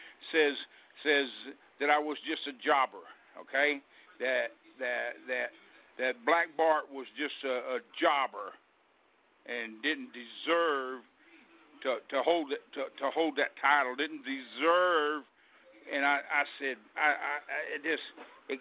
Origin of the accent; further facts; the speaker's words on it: Texas, United States; I kindly pulled back to my home state, which is Texas, and just wrestled around here locally